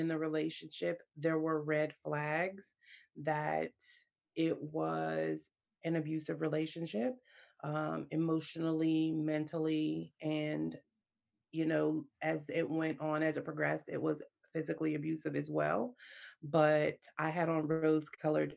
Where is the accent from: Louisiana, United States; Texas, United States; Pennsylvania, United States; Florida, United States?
Pennsylvania, United States; Pittsburgh; So I'm from Pittsburgh, Pennsylvania, so in the United States